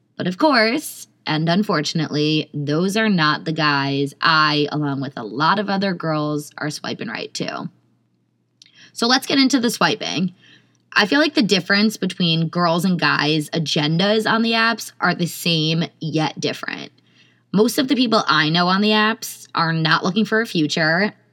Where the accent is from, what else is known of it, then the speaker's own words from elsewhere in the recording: Millburn, New Jersey, United States; I'm from Milburn.